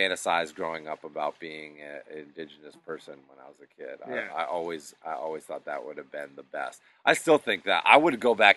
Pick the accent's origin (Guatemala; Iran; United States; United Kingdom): United States; Western Massachusetts; those woods that I grew up in Western Mass